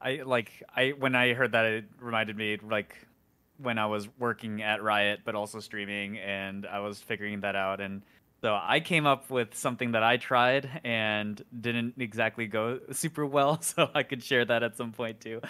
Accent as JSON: {"language": "English", "region": "Midwest", "country": "United States", "tie": "born or raised there", "said": "I grew up in the Midwest"}